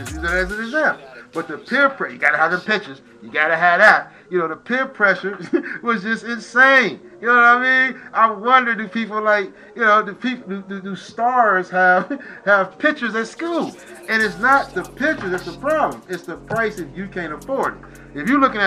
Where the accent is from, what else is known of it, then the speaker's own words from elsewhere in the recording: Detroit, Michigan, United States; moved away; I was raised, like I said, I was raised in Detroit